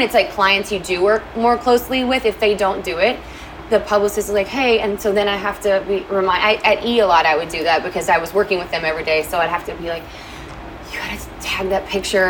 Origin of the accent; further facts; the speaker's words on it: Kentucky, United States; moved away as an adult; now in Los Angeles, United States; So I'm actually from Kentucky